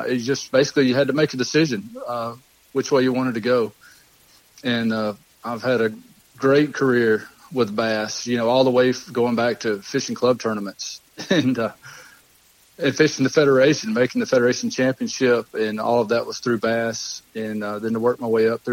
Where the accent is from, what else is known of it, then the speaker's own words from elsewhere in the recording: Lake Martin, Alabama, United States; I grew up on Lake Martin